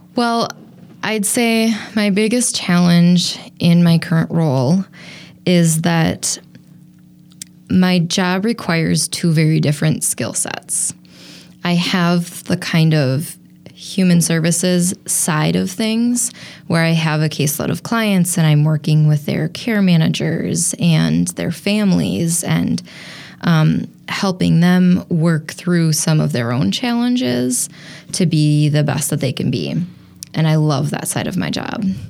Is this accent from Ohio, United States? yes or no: no; Appleton, Wisconsin, United States; moved away as an adult; also born or lived in Colorado / Madison, Wisconsin; now in Milwaukee, United States; I grew up in Appleton, and when I left Appleton after high school